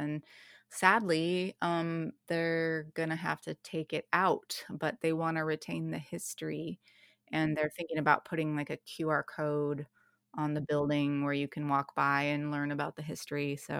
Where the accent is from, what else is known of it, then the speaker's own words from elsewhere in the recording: Fairhaven, Washington, United States; I grew up hanging out in Fairhaven as a goth teen